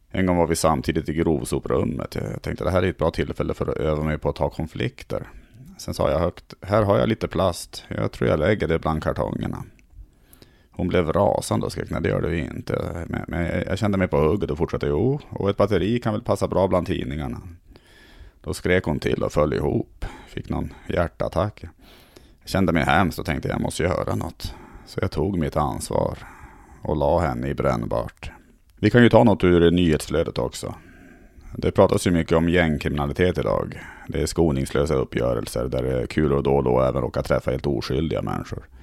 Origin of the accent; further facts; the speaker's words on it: Tärnaby, Västerbotten County, Sweden; Det, det hände ju faktiskt att jag, att jag längtade tillbaka till Tärnaby där jag växte upp.